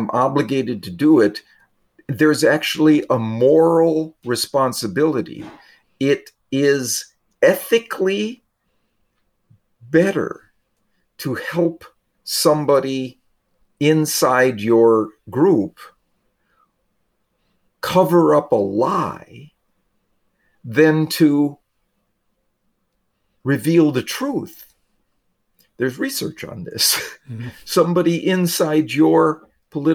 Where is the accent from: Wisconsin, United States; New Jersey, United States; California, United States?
Wisconsin, United States; I grew up in Wisconsin